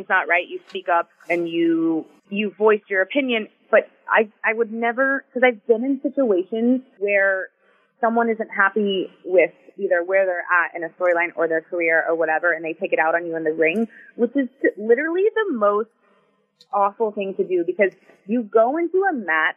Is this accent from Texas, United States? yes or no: yes; Houston, Texas, United States; moved away as an adult; also born or lived in Tampa / South Florida; my hometown in Houston